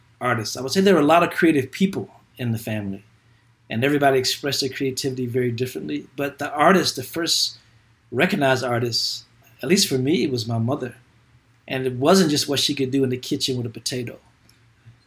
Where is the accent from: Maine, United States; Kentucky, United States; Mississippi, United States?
Kentucky, United States; born or raised there